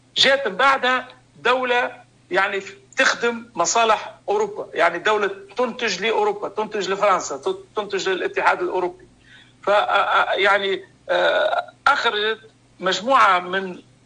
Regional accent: Tunisia; عندنا في تونس

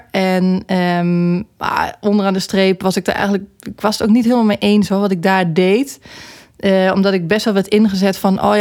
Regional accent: near Nijmegen, Gelderland, Netherlands; moved away as an adult; also born or lived in Eindhoven; Ik kom uit de buurt van Nijmegen.

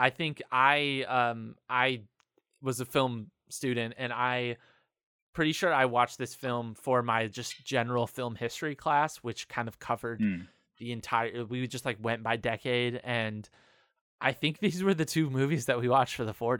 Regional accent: South Bend, Indiana, United States; So I grew up in South Bend, Indiana

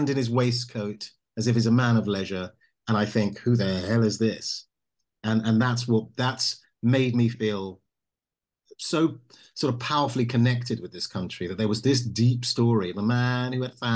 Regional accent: London, United Kingdom; I was born and raised in the United Kingdom

